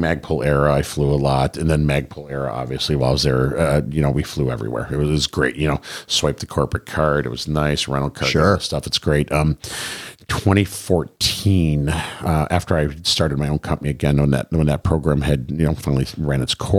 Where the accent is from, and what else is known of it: Michigan, United States